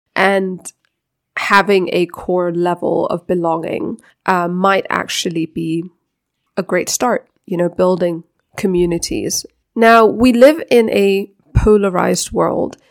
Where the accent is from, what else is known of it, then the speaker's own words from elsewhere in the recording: Denmark; now in Africa; I was born in Denmark, so I'm Danish by birth